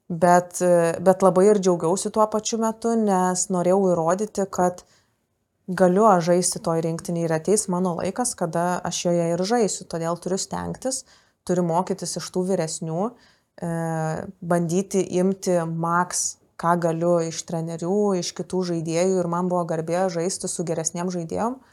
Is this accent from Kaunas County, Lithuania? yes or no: yes; Kaunas, Kaunas County, Lithuania; aš iš Kauno